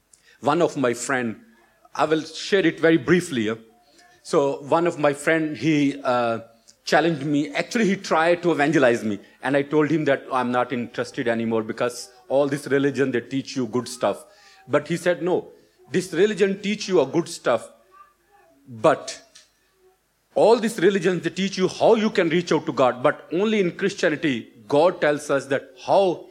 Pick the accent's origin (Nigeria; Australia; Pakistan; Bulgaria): Pakistan; moved away as an adult; also born or lived in Colliers Wood, London; now in United Kingdom; originally I'm from Pakistan.